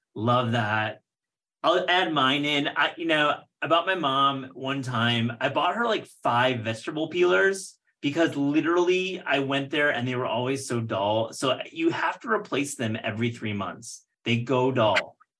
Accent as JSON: {"language": "English", "area": "near Grand Rapids", "region": "Michigan", "country": "United States", "tie": "born or raised there"}